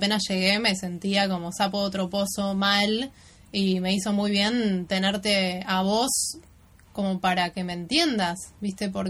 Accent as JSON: {"language": "Spanish", "region": "Buenos Aires", "country": "Argentina", "tie": "born or raised there", "said": "en Buenos Aires porque hay algunas cuestiones que tengo que seguir profundizando de, de, mi ciudad natal, de cómo me siento yo, quién soy yo acá, no como viajera, sino como, local, ¿no?"}